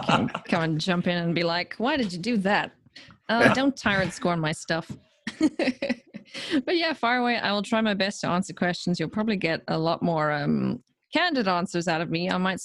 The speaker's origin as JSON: {"language": "English", "town": "Johannesburg", "region": "Gauteng", "country": "South Africa", "tie": "born or raised there", "also_born_or_lived": "Durban, South Africa", "said": "I was born in Durban, which is like a coastal town on the east coast of South Africa. And then we moved around a bunch when I was a kid because my dad worked for a bank. And then we eventually settled in Joh"}